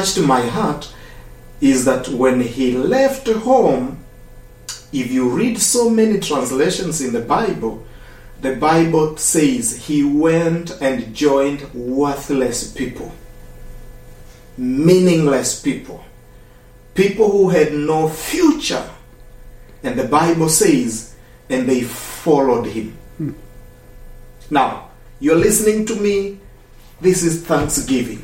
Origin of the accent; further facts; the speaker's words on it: Eldoret, Uasin Gishu County, Kenya; I come from Kenya, Africa, in a city called Eldoret.